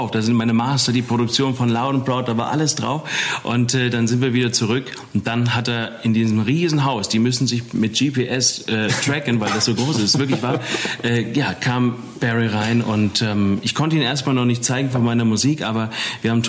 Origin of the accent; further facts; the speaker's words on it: Eppstein, Hesse, Germany; ja, von Wiesbaden oder von Epstein. Ich komme ursprünglich aus Epstein